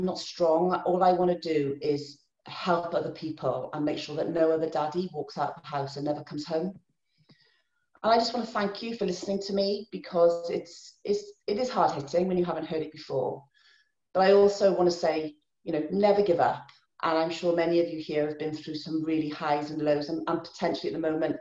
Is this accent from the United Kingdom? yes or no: yes; Pembrokeshire, Wales, United Kingdom; I'm from Pembrokeshire originally, that's where I was born and grew up